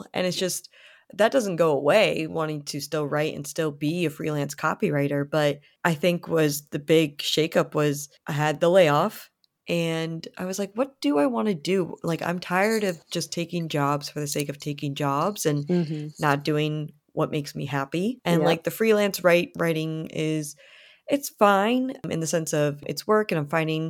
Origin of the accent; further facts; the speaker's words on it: Canada; I have applied to go to a college to study to become a makeup artist in my home country of Canada.